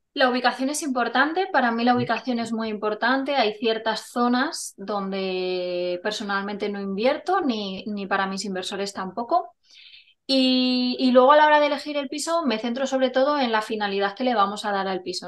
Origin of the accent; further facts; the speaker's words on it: Burgos, Castile and León, Spain; also born or lived in Palencia; nací en Palencia, pero siendo muy pequeñita me trasladé a Burgos con mi familia y bueno, llevo aquí desde los dos añitos